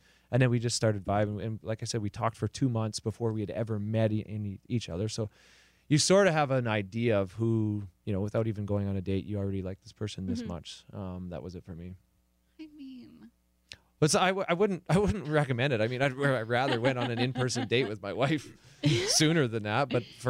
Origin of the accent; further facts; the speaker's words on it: the Canadian Prairies, Canada; now in Los Angeles, United States; And I'm from the prairies in Canada. My hometown has 600 people. We're a farming community.